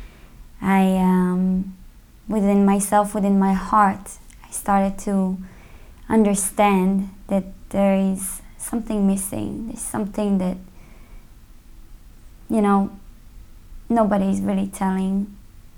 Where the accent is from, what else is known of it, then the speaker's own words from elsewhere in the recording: Israel; moved away as an adult; now in United States; I was born in Israel. Mm-hmm. And I grew up there